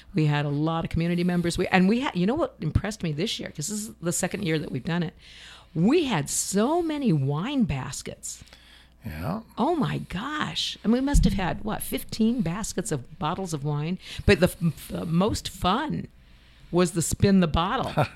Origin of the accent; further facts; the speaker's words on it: Ohio, United States; moved away; I grew up in Ohio in farm territory.